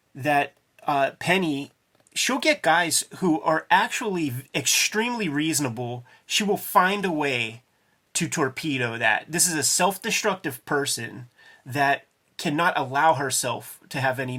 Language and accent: English; Homestead, United States; I grew up in Homestead in the 80s during the crack era